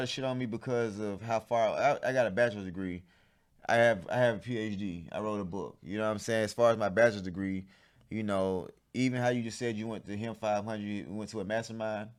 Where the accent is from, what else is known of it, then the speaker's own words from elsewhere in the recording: College Park, United States; so I grew up in College Park